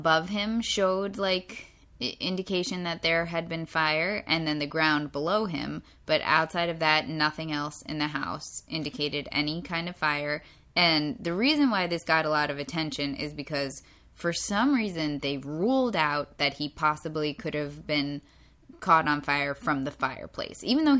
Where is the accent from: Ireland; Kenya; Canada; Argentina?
Ireland; I'm Irish, so we can be racist against Irish people.